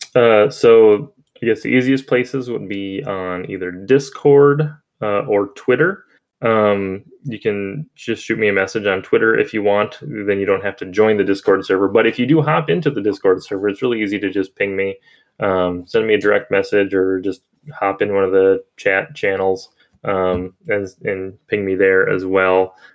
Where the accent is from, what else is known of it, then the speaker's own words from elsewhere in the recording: Minnesota, United States; I was born in December, so and in Minnesota, so I generally like the snow and stuff.